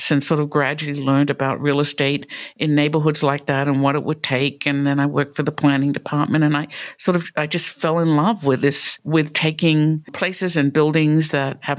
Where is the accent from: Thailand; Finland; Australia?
Australia; moved away as an adult; also born or lived in New York; now in Pittsburgh, United States; I grew up in Australia